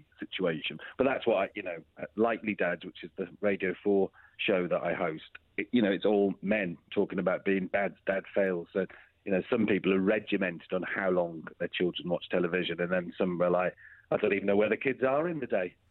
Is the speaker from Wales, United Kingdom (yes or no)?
yes; Wrexham, Wales, United Kingdom; moved away as an adult; also born or lived in London; I moved away from Wrexham, North Wales, when I was pretty much 15 to film Children's Ward, came back, did A-levels, carried on filming. By the time I was 20, 21, I was living in London